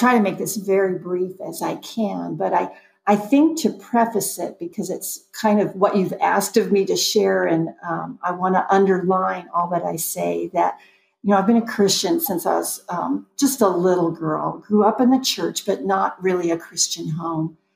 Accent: Southern California, United States; I am a Southern California girl through and through.

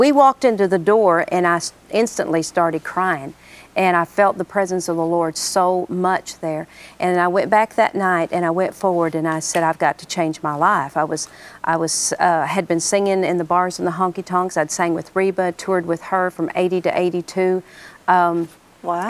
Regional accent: Oklahoma, United States; I'm glad I'm from Oklahoma

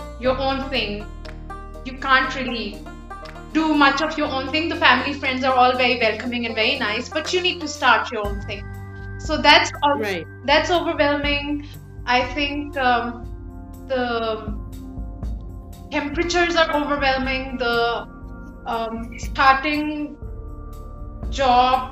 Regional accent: Lahore, Punjab, Pakistan; English is a second language; moved away as an adult; also born or lived in United Kingdom; now in Canada; we were a colony and even though my first language isn't English

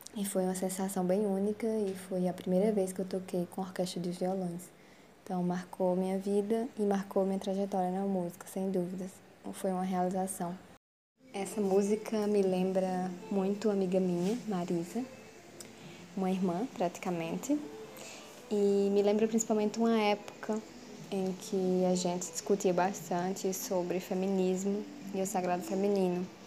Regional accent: Northeast Region, Brazil; Como nordestina e vinda de família nordestina

